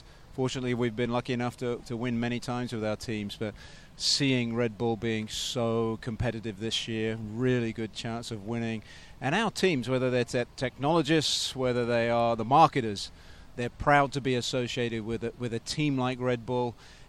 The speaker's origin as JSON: {"language": "English", "country": "United Kingdom", "said": "as a Brit"}